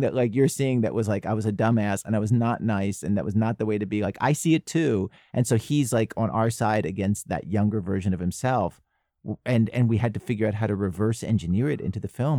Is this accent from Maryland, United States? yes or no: yes; Baltimore, Maryland, United States; I grew up in Baltimore